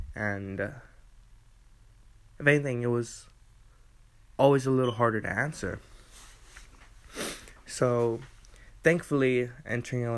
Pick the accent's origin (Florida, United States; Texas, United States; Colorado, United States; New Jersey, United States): Texas, United States; Eagle Pass; I grew up in the great state of Texas in the city of Eagle Pass, where I have enjoyed my childhood